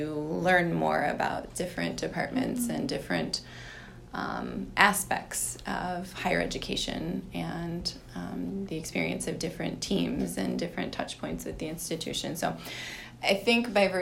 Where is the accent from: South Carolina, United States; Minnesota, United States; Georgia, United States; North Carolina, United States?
Minnesota, United States; Winona; I grew up in Winona, and my mother worked in the president's office